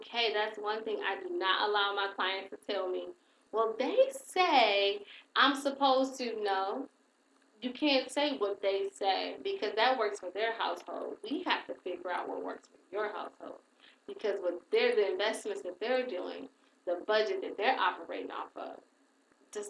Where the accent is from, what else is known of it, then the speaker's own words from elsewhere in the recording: Saginaw, Michigan, United States; I'm from Saginaw